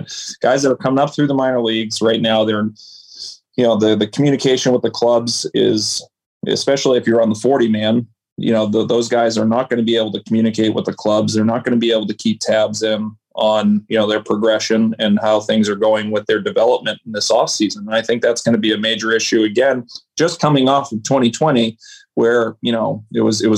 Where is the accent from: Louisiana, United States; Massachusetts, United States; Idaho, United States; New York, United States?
Massachusetts, United States; Boston; we grew up here in Boston